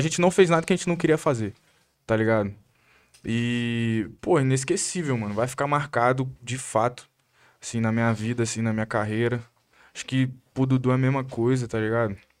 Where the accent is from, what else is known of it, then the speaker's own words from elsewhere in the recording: Vitória, Espírito Santo, Brazil; O bairro Santo Antônio, minha comunidade onde eu cresci, minha família mora lá até hoje